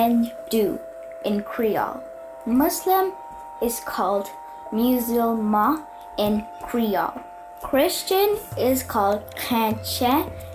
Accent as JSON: {"language": "English", "country": "Ireland", "tie": "born or raised there", "said": "I am 11 years old. I am a Mauritian nationality, but I was born in Ireland."}